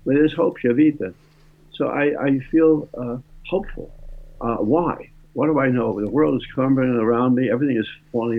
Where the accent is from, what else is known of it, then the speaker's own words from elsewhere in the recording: New York City, New York, United States; my young life growing up in the Bronx